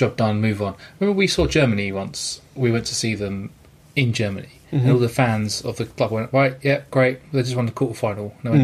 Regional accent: England, United Kingdom; Being an Englishman

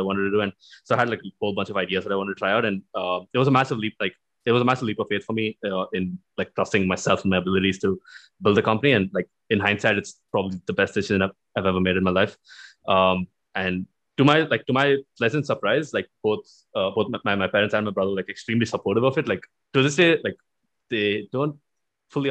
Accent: Bangalore, Karnataka, India; also born or lived in Vellore; I grew up in India. I mean, I was born in Bangalore, right? Lived here, did my schooling here for the first about 18, 20 years of my life.

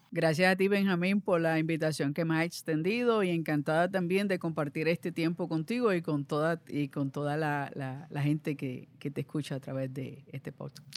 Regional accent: Ponce, Puerto Rico; nací en Ponce, vengo de una familia numerosa

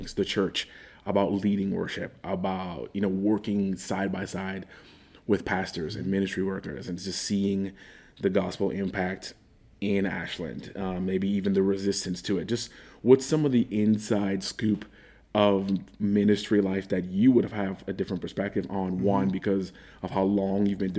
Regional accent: Bahamas; now in Wayne County, Ohio, United States; I'm 34 years old, and I am from the Bahamas, and I am a black pastor in Wayne County, Ohio.

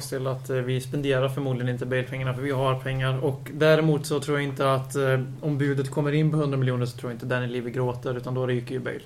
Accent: Lidköping, Västra Götaland, Sweden; Jag föddes faktiskt inte i Lidköping. Jag blev ju tvingad att bo där på 75% sen jag var fem år

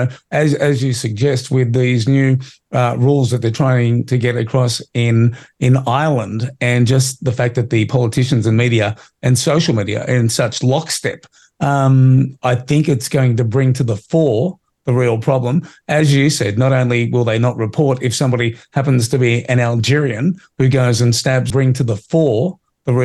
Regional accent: Australia; as an Australian

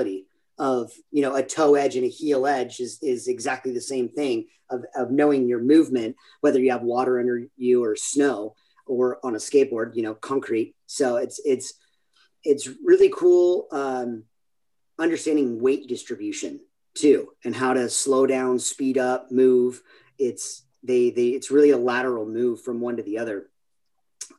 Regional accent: San Clemente, California, United States; originally from San Clemente, California, little beach town here in Southern California, in Orange County

